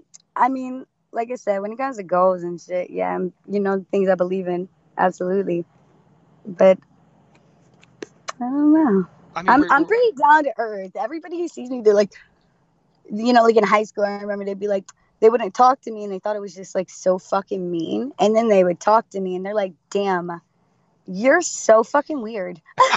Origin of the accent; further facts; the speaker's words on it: Florida, United States; Florida, baby.